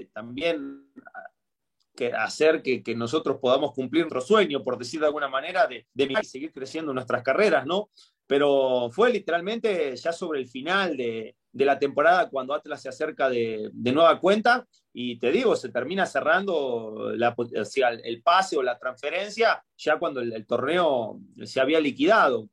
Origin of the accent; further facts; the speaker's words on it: Argentina; moved away as an adult; now in Querétaro, Mexico; si bien yo tengo raíces argentinas, me crié y todo